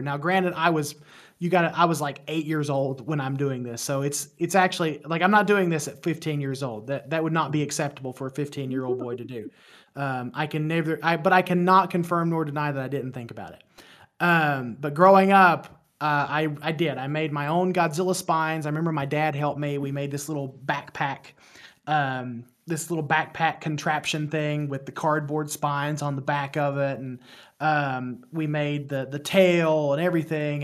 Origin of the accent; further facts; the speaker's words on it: West Virginia, United States; accent: thick accent; I am from West Virginia. I don't know if you guys can hear the accent, but I, I've been told that I have a thick accent